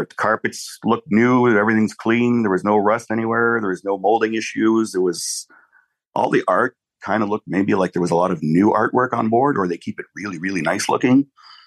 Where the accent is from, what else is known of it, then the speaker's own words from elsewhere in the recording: Canada; also born or lived in Ottawa; I am Canadian